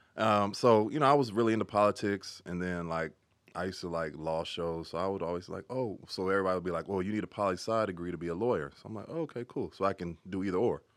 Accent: Carson, California, United States; also born or lived in Inglewood, California; pretty much grew up in Carson, uh, parts some parts

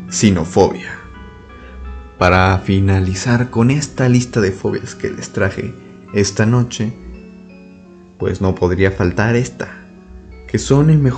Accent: Mexico; mencionarles algo muy importante para los que son de Saltillo, Coahuila y tal vez sus alrededores, aquí en mi país de México

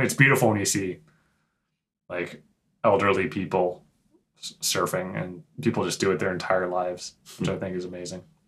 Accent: San Diego, California, United States; I grew up in San Diego

